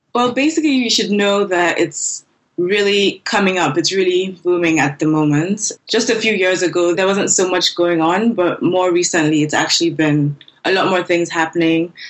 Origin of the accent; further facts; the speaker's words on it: Nigeria; also born or lived in Lagos, Nigeria; I'm a Nigerian user interface designer and front end developer